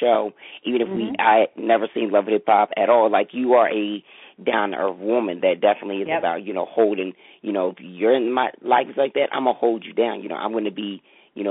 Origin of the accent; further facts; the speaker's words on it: Delaware, United States; I'm from Delaware